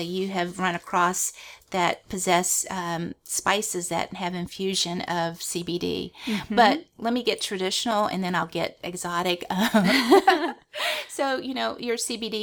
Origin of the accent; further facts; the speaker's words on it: Louisiana, United States; we're from Louisiana